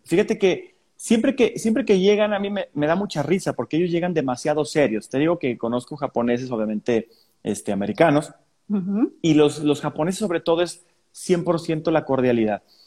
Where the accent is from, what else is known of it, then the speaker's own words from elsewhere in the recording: San Luis Potosí, Mexico; soy de San Luis Potosí